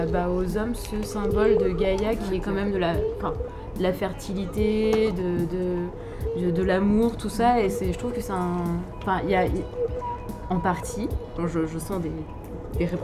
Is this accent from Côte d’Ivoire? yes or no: no; France; c'est pas parce que j'ai des origines, effectivement, oui, je suis française, je suis blanche